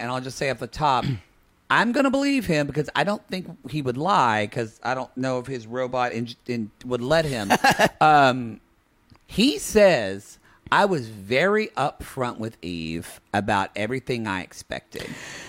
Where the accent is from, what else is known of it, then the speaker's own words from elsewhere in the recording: Oklahoma, United States; I'm from Oklahoma.